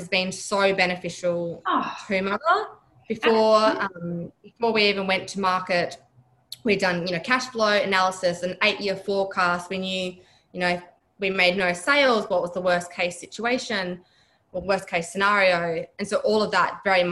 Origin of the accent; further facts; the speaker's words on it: Broome, Western Australia, Australia; now in Perth, Australia; I'm originally from Broome. I grew up in Broome, which is just northwest of Perth.